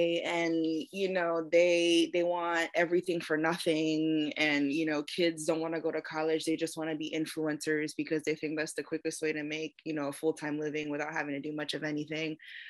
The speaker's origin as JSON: {"language": "English", "region": "East Coast", "country": "United States", "tie": "born or raised there", "said": "I was raised on the East Coast and I was raised in suburbia, you know what I mean?"}